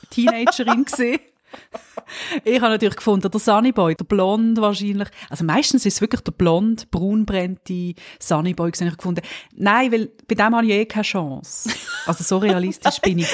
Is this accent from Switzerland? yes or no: yes; Switzerland; als Schweizerin